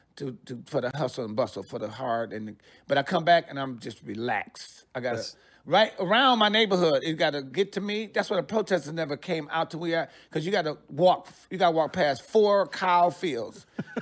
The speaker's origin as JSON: {"language": "English", "town": "Detroit", "region": "Michigan", "country": "United States", "also_born_or_lived": "New York / Los Angeles", "moved": "yes", "lives_now": "Sacramento, United States", "said": "I'm from Detroit. I lived in New York for like 6 years. I went to L.A. I lived there for like 7 years."}